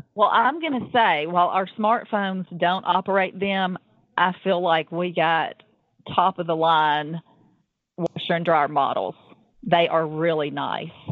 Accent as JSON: {"language": "English", "region": "the South", "country": "United States", "said": "I am from the South"}